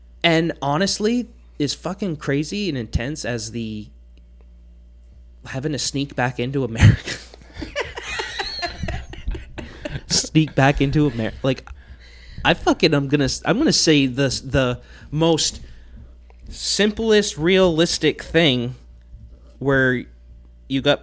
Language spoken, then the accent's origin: English; Ireland; I'm Irish